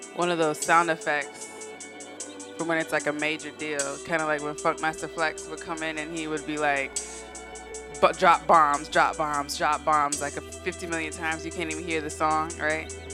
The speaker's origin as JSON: {"language": "English", "region": "West Coast", "country": "United States", "said": "I'm from the West Coast"}